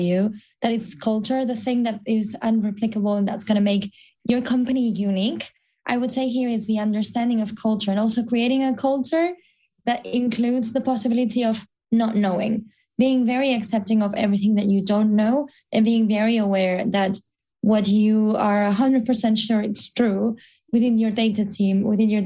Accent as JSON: {"language": "English", "town": "Barcelona", "region": "Catalonia", "country": "Spain", "moved": "yes", "lives_now": "London, United Kingdom", "said": "I'm from Barcelona"}